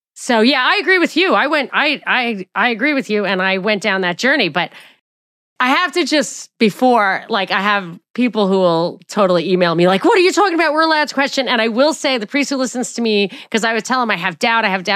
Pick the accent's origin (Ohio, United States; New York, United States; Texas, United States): New York, United States; moved away; also born or lived in Atlanta; I'm from New York